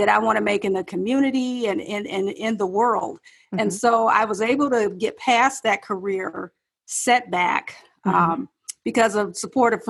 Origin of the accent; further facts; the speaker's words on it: Detroit, Michigan, United States; moved away as an adult; also born or lived in Ohio / South Carolina; my hometown of Detroit